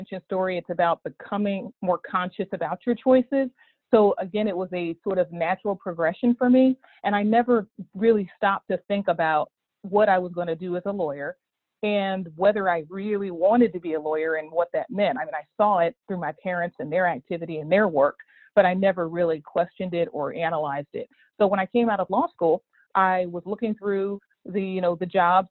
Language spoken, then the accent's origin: English; Dayton, Ohio, United States; I grew up in Dayton, Ohio, in sort of a kind of General Motors town